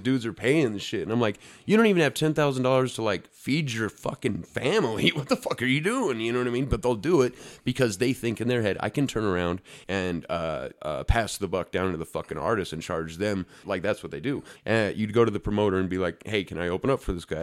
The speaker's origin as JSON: {"language": "English", "town": "Ogden", "region": "Utah", "country": "United States", "said": "I'm from Ogden, fucking Utah, the smallest nowhere place in the world"}